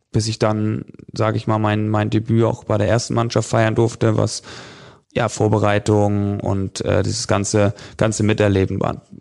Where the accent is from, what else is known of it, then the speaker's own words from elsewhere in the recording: Northern Germany, Germany; Ich komme ja aus Norddeutschland, da wächst man mit dem Angeln irgendwie so ein bisschen auf